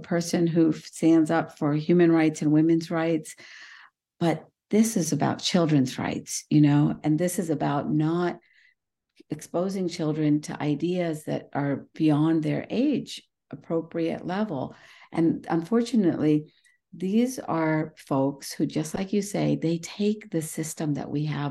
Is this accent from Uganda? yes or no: no; India; moved away; Well, I was born in India. I come from South Asia